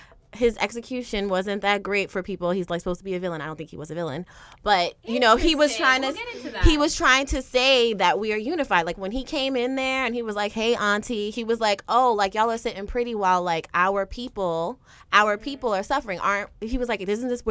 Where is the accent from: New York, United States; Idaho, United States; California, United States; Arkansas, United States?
New York, United States; where I'm from? New York. I'm from Harlem